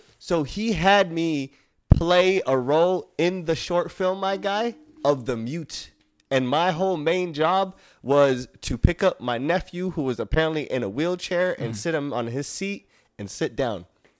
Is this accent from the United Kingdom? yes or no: no; Somalia; I'm Somalian, bro. I'm from East Africa. I got some Yemen blood in me from like the Middle East, but other than that, like I was born made in Africa.